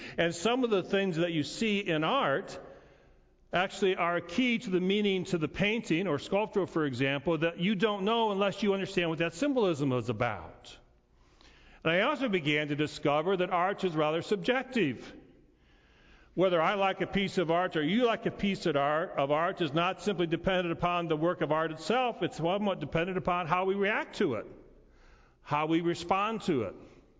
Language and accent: English; Montrose, United States; It looked like our Thanksgiving table. It looked like life as I knew it growing up in Montrose.